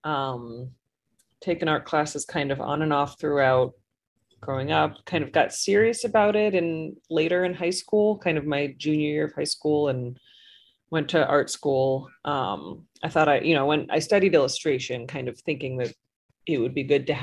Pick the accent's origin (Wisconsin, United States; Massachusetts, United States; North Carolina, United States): Massachusetts, United States; Boston; moved away as an adult; now in New Orleans, United States; I grew up in the Boston area. So I've been in New Orleans for a little over 10 years now